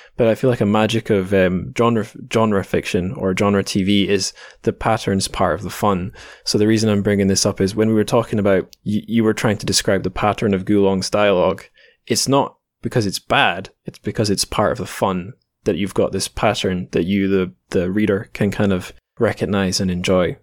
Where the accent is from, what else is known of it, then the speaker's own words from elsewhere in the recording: Scotland, United Kingdom; growing up in Scotland